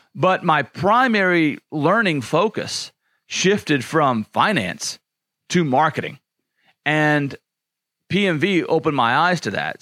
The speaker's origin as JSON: {"language": "English", "region": "Louisiana", "country": "United States", "tie": "born or raised there", "said": "I grew up in Louisiana"}